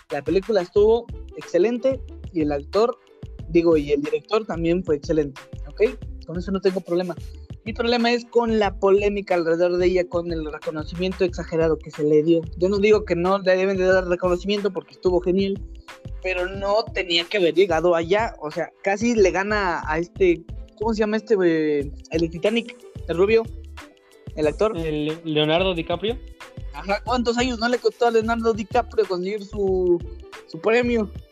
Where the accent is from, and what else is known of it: Mexico